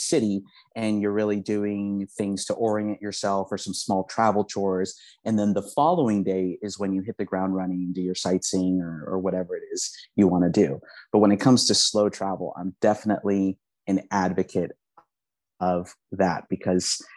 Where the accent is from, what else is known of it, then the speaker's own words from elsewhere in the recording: Los Angeles, California, United States; English is a second language; growing up in Southern California